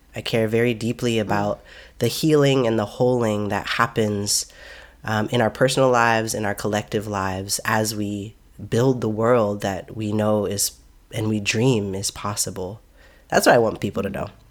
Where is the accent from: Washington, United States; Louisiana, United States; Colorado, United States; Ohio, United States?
Washington, United States; Seattle; moved away as an adult; also born or lived in Oakland; now in Seattle, United States; I grew up in Seattle. My family's, my family is from Seattle many generations back